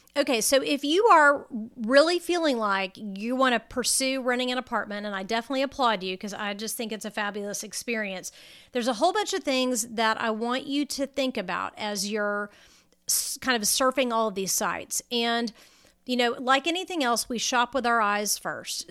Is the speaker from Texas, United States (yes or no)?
yes; Texas, United States; Now I'm a Texan and you know, we have the air conditioning running about, you know, 13 and a half months out of the year